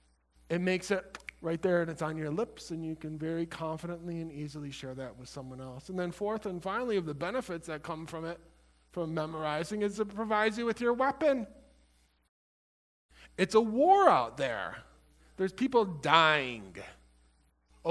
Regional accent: Illinois, United States; I was from Illinois

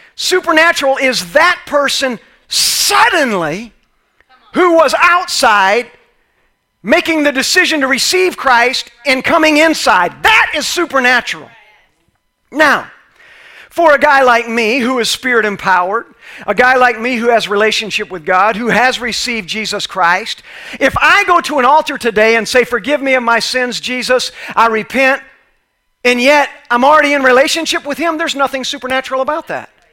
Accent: Orlando, Florida, United States; I'm actually from Orlando, Florida

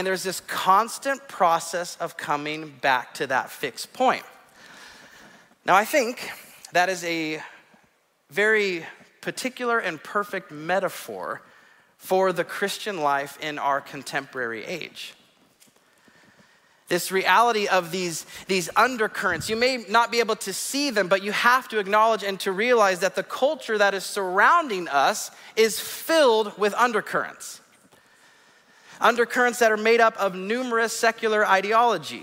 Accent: Southern California, United States; Growing up in Southern California, one of the things that myself and my cousins loved to do was to go in the ocean.

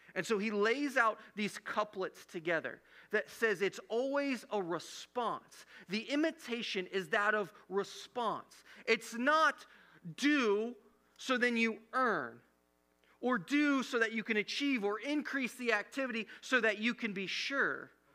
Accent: Midwest, United States; growing up in the Midwest

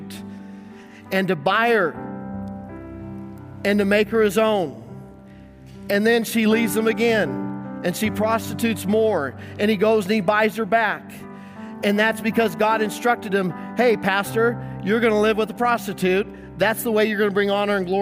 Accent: Greeley, Colorado, United States; growing up in Greeley, Colorado

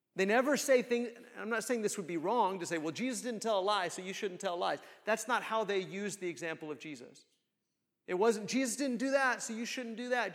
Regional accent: United States; we as American Christians

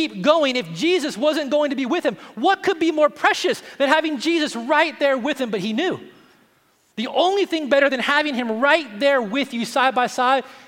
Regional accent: Tennessee, United States; I'm from Tennessee

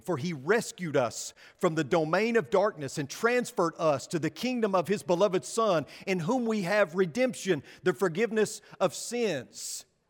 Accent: West Texas, United States; accent: West Texan; I'm English and I speak like a, West Texan

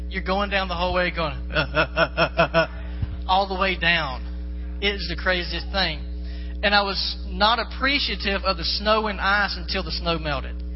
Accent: the South, United States; Like I said before, I'm from the South, many dirt roads, and I've driven a school bus.

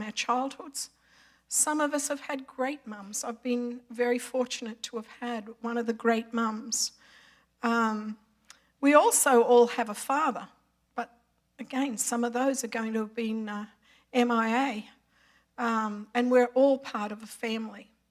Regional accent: Australia; moved away as an adult; I'm Australian by birth, been here for 31 years

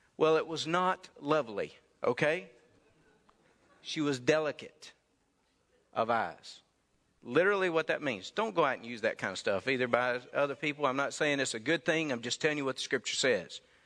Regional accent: Mississippi, United States; my home state of Mississippi.

